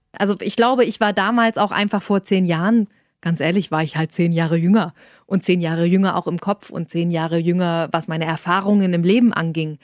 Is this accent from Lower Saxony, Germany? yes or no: no; Saxony-Anhalt, Germany; moved away as an adult; now in Hanover, Germany; Ich komme aus Sachsen-Anhalt.